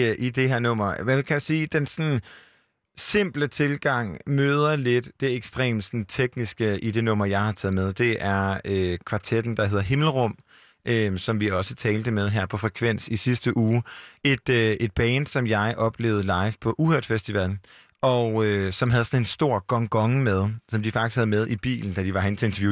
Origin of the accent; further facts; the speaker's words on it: Jutland, Denmark; now in Copenhagen, Denmark; Jeg er også selv fra Jylland, og jeg bor også i Nordvest i København.